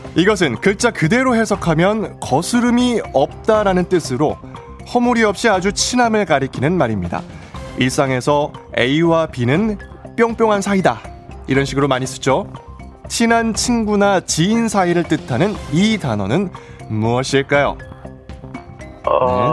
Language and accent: Korean; Bucheon, Gyeonggi Province, South Korea; 부천 출신이기 때문에